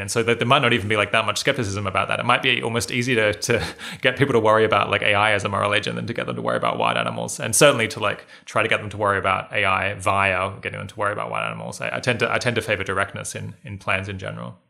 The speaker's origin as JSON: {"language": "English", "country": "Australia", "said": "being Australian"}